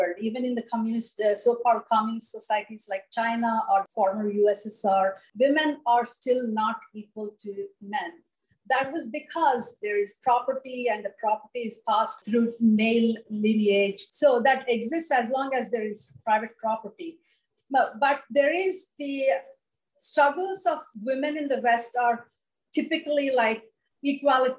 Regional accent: South India, India; somebody from South India

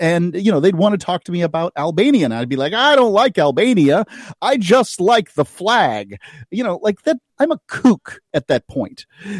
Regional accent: the South, United States; But and I also, as a Southerner, I believe that that's a very attractive flag.

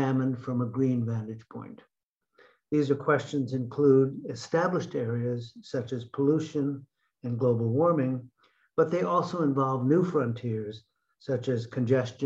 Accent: Connecticut, United States; my home state of Connecticut

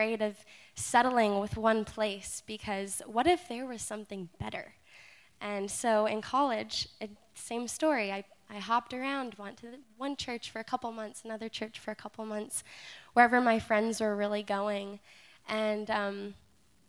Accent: Alaska, United States; I'm from Alaska.

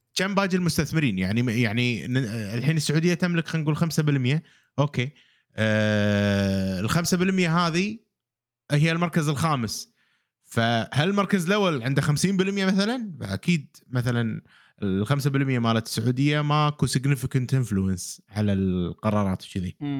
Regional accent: Kuwait; عندنا بالكويت

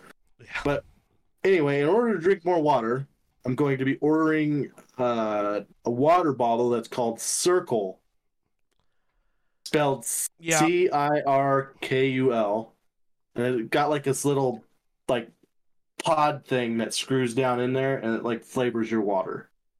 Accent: Texas, United States; I come from Texas.

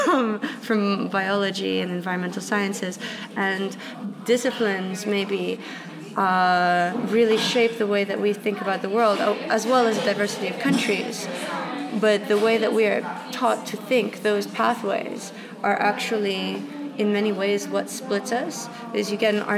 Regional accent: Russia; moved away; I was brought up in Russia

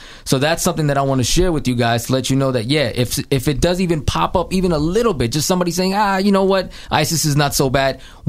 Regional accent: United States; As an American

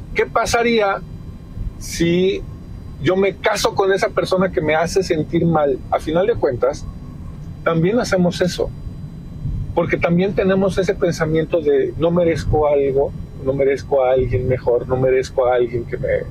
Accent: Mexico

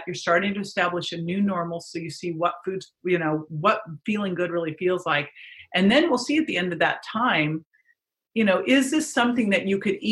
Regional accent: right outside of San Francisco, California, United States; I grew up right outside of San Francisco

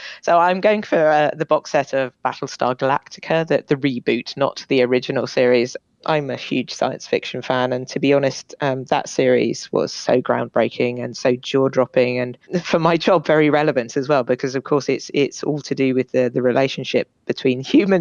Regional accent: Bath, South West England, United Kingdom; moved away; I'm from Bath originally.

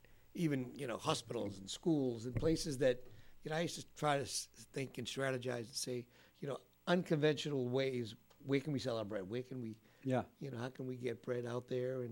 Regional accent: Winchester, Massachusetts, United States; I grew up in Winchester

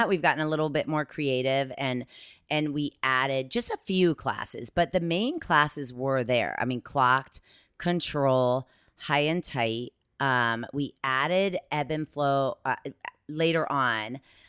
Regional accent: Columbus, Ohio, United States; I'm from Columbus.

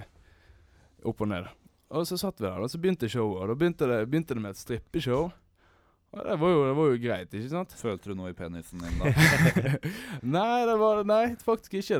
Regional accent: Sotra, Bergen area, Vestland, Norway; Jeg er jo fra Sota, da, i bergensområdet

